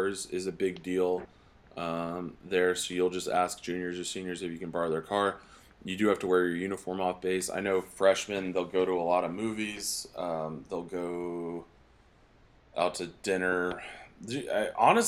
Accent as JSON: {"language": "English", "region": "East Coast", "country": "United States", "moved": "yes", "lives_now": "Colorado Springs, United States", "said": "I'm from the East Coast"}